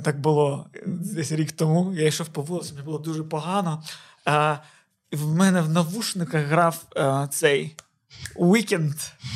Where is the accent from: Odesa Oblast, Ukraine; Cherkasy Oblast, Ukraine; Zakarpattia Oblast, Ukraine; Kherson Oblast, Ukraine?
Odesa Oblast, Ukraine; Odesa; moved away